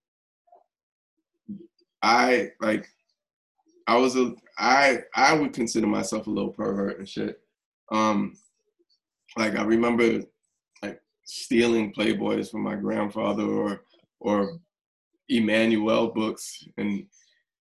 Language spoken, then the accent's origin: English; New York, United States; growing up in New York in the 80s and before 42nd Street was, like, changed